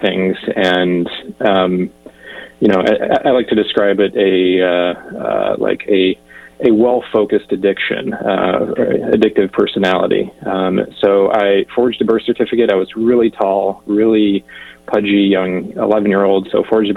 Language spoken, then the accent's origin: English; southeast Michigan, United States; I grew up in a rural small town in southeast Michigan